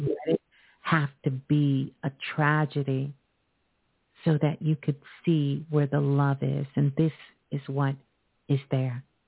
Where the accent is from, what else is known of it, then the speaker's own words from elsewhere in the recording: New York City, New York, United States; Brooklyn, my home